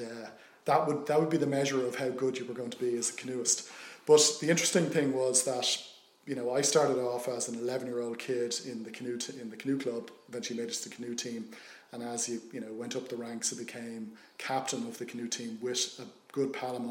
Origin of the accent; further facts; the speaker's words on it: Dublin, Leinster, Ireland; grew up in Booterstown, South County Dublin, back in the 70s